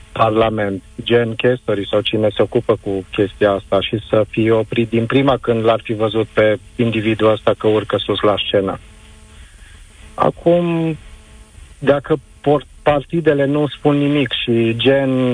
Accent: Arad, Arad County, Romania; vă sunt din Arad

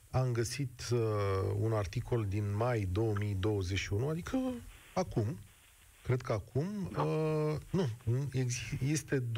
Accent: Brașov, Brașov County, Romania

